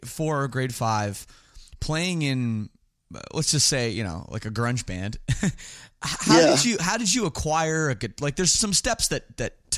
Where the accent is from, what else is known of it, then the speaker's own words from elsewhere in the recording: Toronto, Ontario, Canada; I'm from Toronto